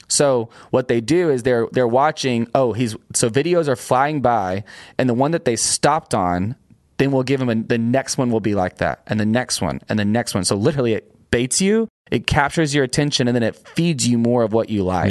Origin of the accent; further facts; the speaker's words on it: Union Grove, Texas, United States; I'm a small-town preacher's kid from a East Texas town outside of Longview called Union Grove